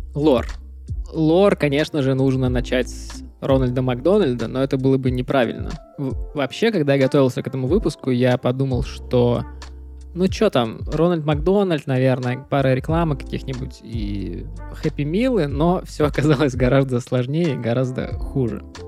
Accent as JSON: {"language": "Russian", "town": "Pskov", "region": "Pskov Oblast", "country": "Russia", "tie": "born or raised there", "moved": "as an adult", "said": "Я же вырос в Пскове"}